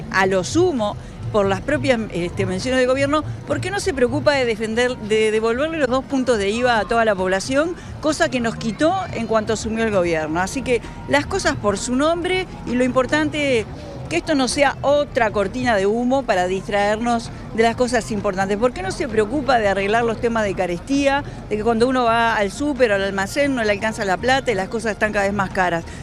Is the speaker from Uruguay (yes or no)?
yes; Uruguay; hacerlo más adecuado a lo que realmente nos cuesta como uruguayos el combustible importarlo